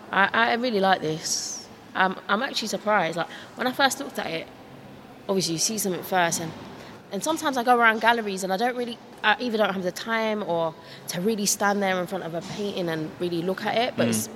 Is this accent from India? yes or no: yes; India; I'm Indian